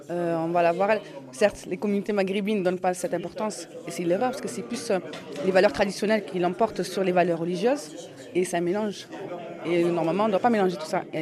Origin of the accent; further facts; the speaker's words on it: Marseille, Provence-Alpes-Côte d'Azur, France; oui, je suis née à Marseille. Je suis une vraie petite Marseillaise. J'ai grandi ici d'un quartier, de la Balle de Mai, de la Canebière et tout ça.